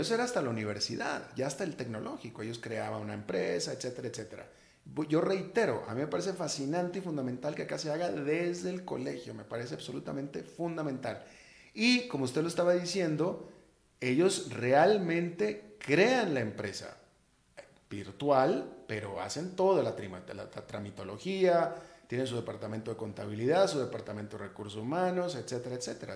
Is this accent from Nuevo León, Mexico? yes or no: yes; Monterrey, Nuevo León, Mexico; moved away as an adult; also born or lived in United States; now in Costa Rica; yo soy de Monterrey, México, que es una ciudad muy, muy, muy, muy emprendedora